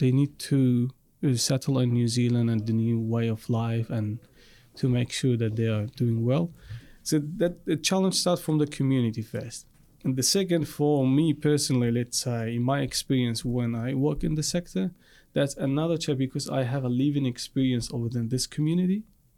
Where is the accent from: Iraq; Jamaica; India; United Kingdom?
Iraq; moved away; And I, by the way, I come from Iraq. And from Iraq also I'm from Assyrian community.